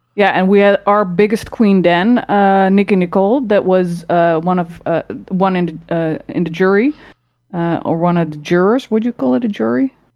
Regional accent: Rotterdam, South Holland, Netherlands; now in Utrecht, Netherlands; I was born in Rotterdam.

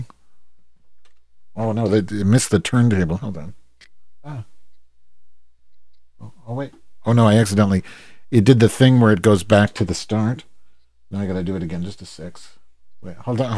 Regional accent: Chicago, Illinois, United States; I'm from Chicago.

